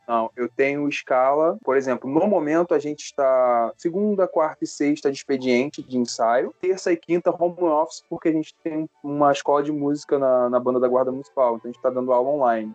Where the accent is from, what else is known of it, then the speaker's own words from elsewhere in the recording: Rio de Janeiro, Brazil; also born or lived in Itaguaí; sou do Rio